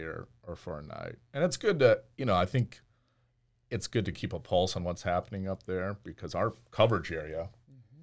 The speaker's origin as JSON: {"language": "English", "area": "outside Portland", "region": "Oregon", "country": "United States", "tie": "born or raised there", "also_born_or_lived": "Denver, Colorado", "moved": "as an adult", "said": "I actually grew up about 20 minutes outside of Portland, Oregon"}